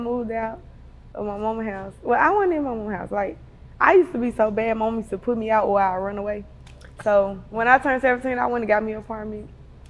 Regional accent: Memphis, Tennessee, United States; I'm from South Memphis, Barley.

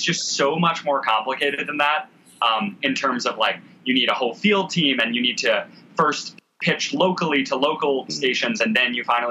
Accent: New York City, New York, United States; growing up in New York City

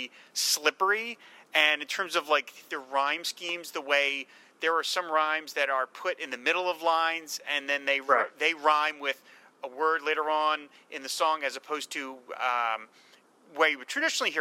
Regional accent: New Jersey, United States; my home state of New Jersey

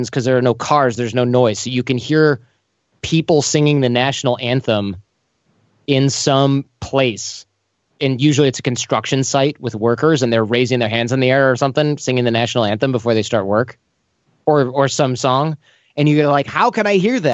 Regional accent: United States; also born or lived in East Germany; where are you from? Your accent is a little strange. And I'm like, America

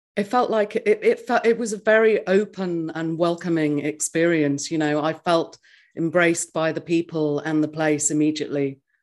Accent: England, United Kingdom; moved away as an adult; now in New Zealand; I grew up in England, and then at the age of thirty-three, I moved to New Zealand

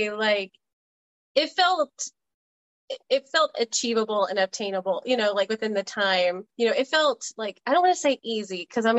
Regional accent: New Orleans, Louisiana, United States; I'm from New Orleans

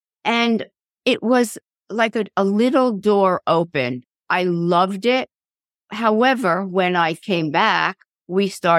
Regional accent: New York City, New York, United States; I grew up in a suburb of New York called Queens.

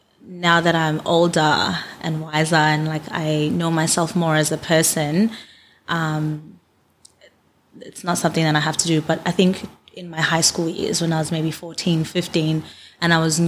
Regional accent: Canberra, Australian Capital Territory, Australia; Like growing up in Canberra, there were like maybe three other black girls in my school.

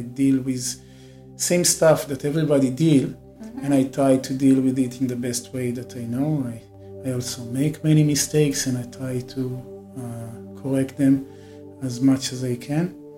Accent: Israel; moved away as an adult; now in India; I grew up in Israel, and uh, like many people in Israel, I went to the army

